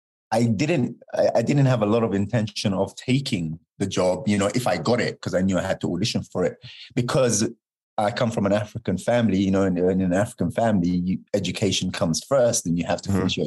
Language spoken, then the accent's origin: English; London, United Kingdom; moved away; I'm from London